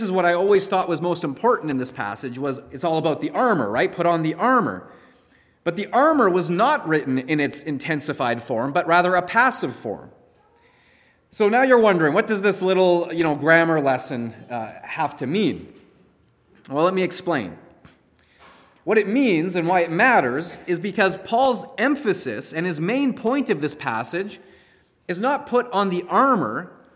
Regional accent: Canada; as Canadian Christians

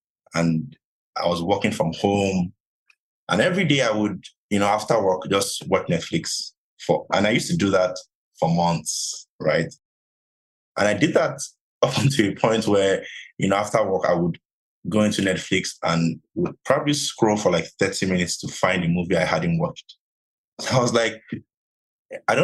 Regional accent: Lagos, Nigeria; moved away as an adult; now in Canada; I grew up in Lagos, born and bred somewhere, called Lere.

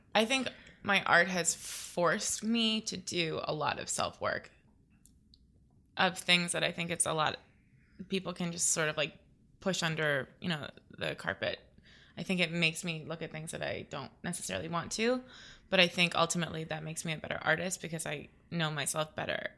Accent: Naples, Florida, United States; I grew up in Florida

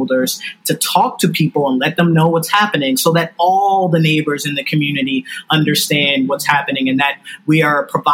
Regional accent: New York City, New York, United States; I'm from New York City. I live in Brooklyn.

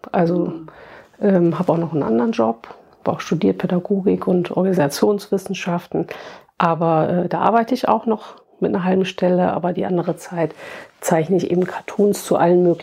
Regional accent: Wittlich, Rhineland-Palatinate, Germany; ich komme aus Trier, also zumal jetzt mein kleines Städtchen auch keiner.

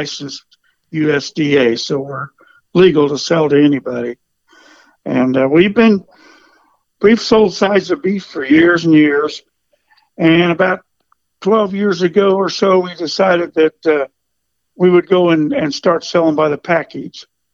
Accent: Kansas City, United States; I'm actually from Kansas City. I grew up born and raised in Kansas City

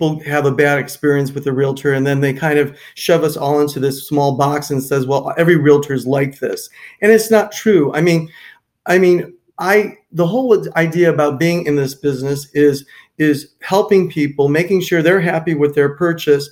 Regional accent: Cleveland, Ohio, United States; moved away as an adult; also born or lived in Minneapolis–Saint Paul, Minnesota; now in Naples, United States; I grew up in Cleveland, Ohio

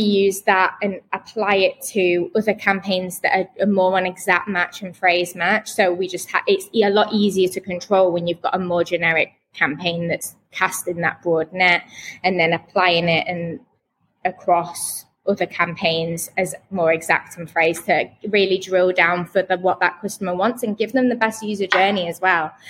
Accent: Manchester, North West England, United Kingdom; now in Birmingham, United Kingdom; I'm actually from Manchester originally, between Manchester and Liverpool

